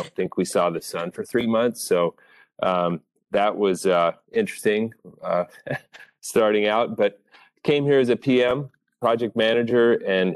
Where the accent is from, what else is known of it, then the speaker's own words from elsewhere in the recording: Whidbey Island, Washington, United States; moved away as an adult; also born or lived in Virginia / Dallas, Texas; I grew up on Whidbey Island, K through 12